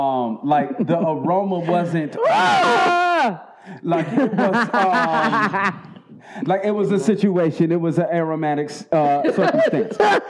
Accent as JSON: {"language": "English", "town": "Baltimore", "region": "Maryland", "country": "United States", "said": "I got Baltimore."}